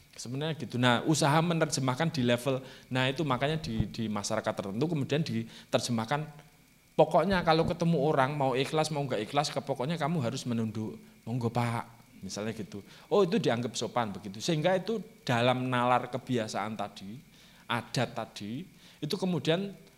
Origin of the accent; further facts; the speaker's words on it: Java, Indonesia; first language Javanese; Indonesian is a second language; saya itu orang Jawa